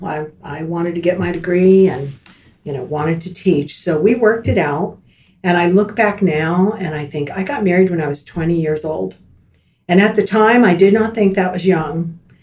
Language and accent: English; Miami, Florida, United States; now in Tallahassee, United States; I grew up in Miami uh, born and raised, a native Floridian